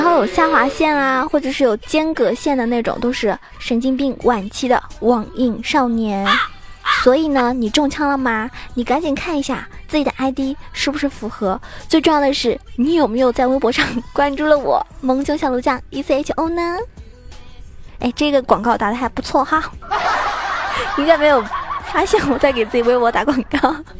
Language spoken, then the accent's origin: Chinese; Zhejiang, China; 我回家了，回自己家了哈，我是浙江人，然后今天是我老爸来接我，然后回家了